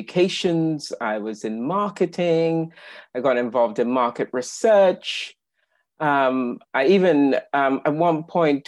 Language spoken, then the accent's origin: English; Trinidad & Tobago; now in United Kingdom; I was born in the Caribbean, on the wonderful island of Trinidad, as in Trinidad and Tobago. And I've been living in the UK since 1985.